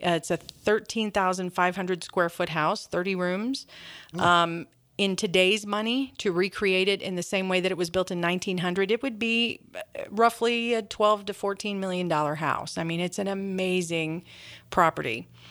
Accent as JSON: {"language": "English", "town": "St. Louis", "region": "Missouri", "country": "United States", "tie": "born or raised there", "moved": "as an adult", "lives_now": "Hannibal, United States", "said": "from Saint Louis, you know, growing up there my whole life"}